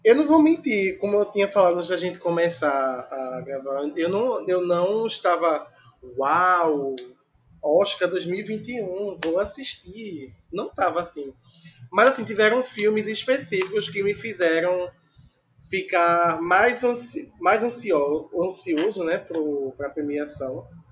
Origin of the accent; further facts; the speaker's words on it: Brazil; a gente é brasileiro